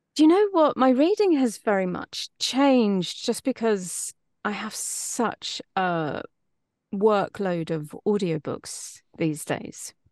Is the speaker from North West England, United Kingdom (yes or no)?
no; East Midlands, United Kingdom; accent: East Midlandsy; moved away as an adult; now in Los Angeles, United States; a little East Midlandsy, which is where I'm from